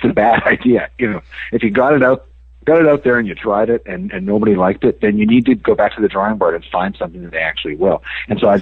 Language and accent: English; Canada; moved away as an adult; now in United States; I grew up in Canada